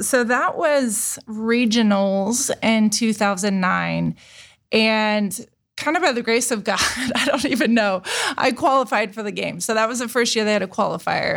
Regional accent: Indiana, United States; moved away as an adult; also born or lived in Chicago / Texas; now in Columbus, United States; I'm from Indiana

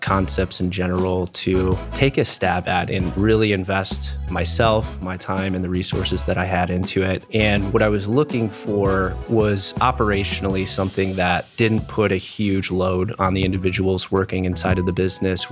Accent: outside of Detroit, east side of Michigan, United States; moved away as an adult; also born or lived in Grand Rapids, Michigan; now in Columbus, United States; I grew up on the east side of the state, outside of Detroit

